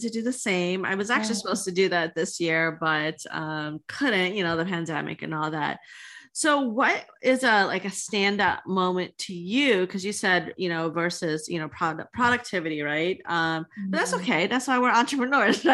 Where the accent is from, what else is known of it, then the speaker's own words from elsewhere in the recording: Trinidad & Tobago; now in United States; I'm originally from Trinidad